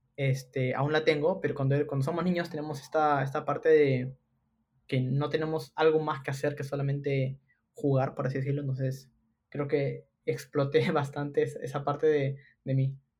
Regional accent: Lima, Peru; soy limeño de nacimiento

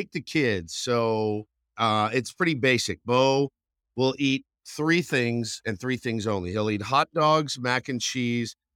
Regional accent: Texas, United States; now in San Diego, United States; the barbecue I grew up with in Texas

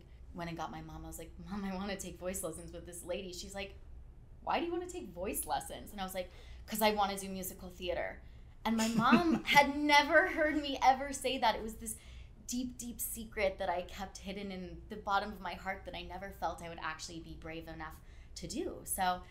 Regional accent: Placerville, California, United States; also born or lived in Redwood City, California; I'm from Northern California

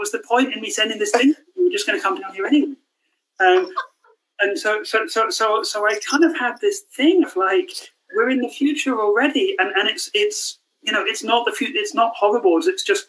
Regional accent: Scotland, United Kingdom; growing up in Scotland, even, I was always highly aware of it.

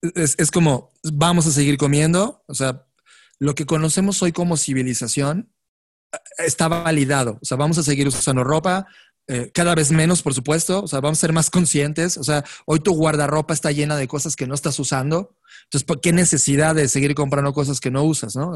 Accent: Mexico; also born or lived in Mexico City

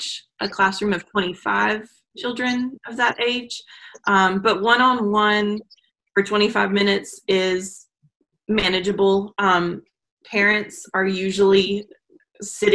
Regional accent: the South, United States; accent: Southern; my Southern accent

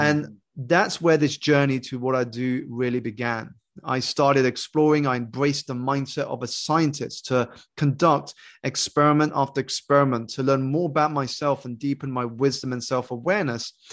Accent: United Kingdom; I grew up here in the United Kingdom to two Malaysian Chinese parents who had emigrated for a better life and better education

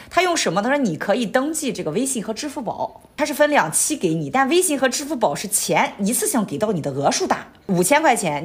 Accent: Qingdao, Shandong, China; moved away as an adult; now in Hong Kong, China; 我上一次回青岛吧，我爸就买了一套

